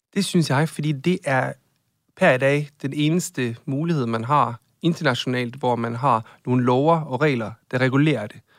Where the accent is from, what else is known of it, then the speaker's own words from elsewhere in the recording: Norway; now in Denmark; Jeg er fra Norge